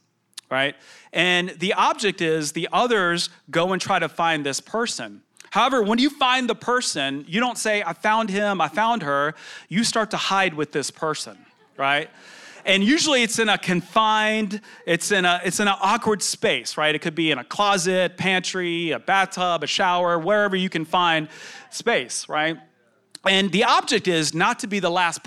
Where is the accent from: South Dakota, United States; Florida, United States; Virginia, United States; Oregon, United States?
Virginia, United States; Richmond; also born or lived in London, England; I grew up in Richmond, Virginia, and I am a first-generation proud American. And my parents immigrated from Sri Lanka by way of London, England, where I was born